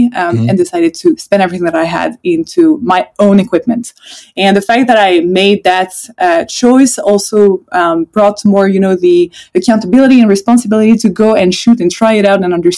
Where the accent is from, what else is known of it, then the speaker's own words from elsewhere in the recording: Switzerland; also born or lived in Sweden; initially I'm from Sweden. So I have half my family coming from Sweden, half of it's coming from France. And then we moved when I was a kid to Switzerland. So I've been living my whole life in Switzerland